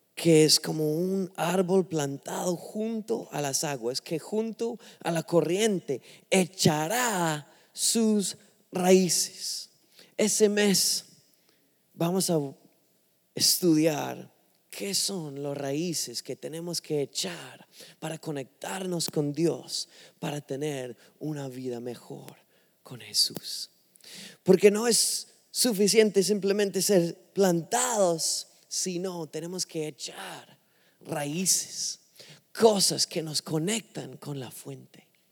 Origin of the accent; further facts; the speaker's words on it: England, United Kingdom; Spanish is a second language; now in Miami, United States; no soy de un, país que habla español, soy inglés, de Inglaterra